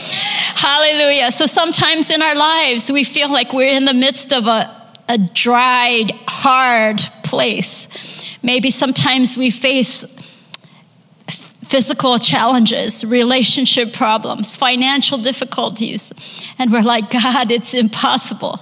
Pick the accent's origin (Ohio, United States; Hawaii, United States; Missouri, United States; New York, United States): Hawaii, United States; now in Japan; I grew up in Hawaii, and my great-grandfather came from Japan to Hawaii